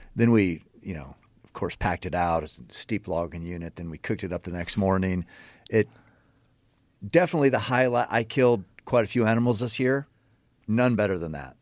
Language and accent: English; Western Oregon, United States; I grew up hunting in Western Oregon